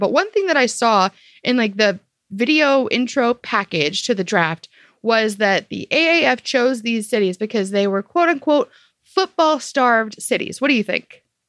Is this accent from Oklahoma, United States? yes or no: no; St. Louis, Missouri, United States; we're from St. Louis.